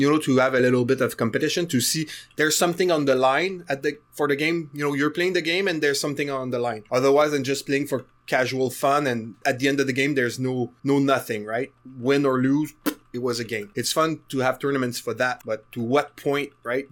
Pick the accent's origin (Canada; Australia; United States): Canada; I'm Canadian